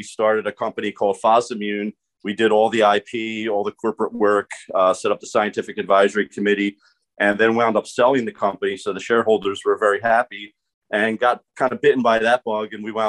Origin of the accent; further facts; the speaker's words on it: Philadelphia, Pennsylvania, United States; So I'm from Philadelphia, and I started, I was at Temple University getting my PhD in organic chemistry.